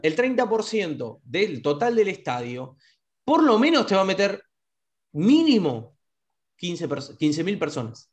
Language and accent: Spanish; Argentina; somos, somos este, argentinos